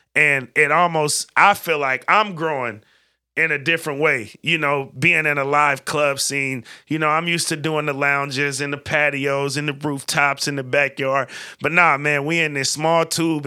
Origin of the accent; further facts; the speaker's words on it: West Coast, United States; growing up in the West Coast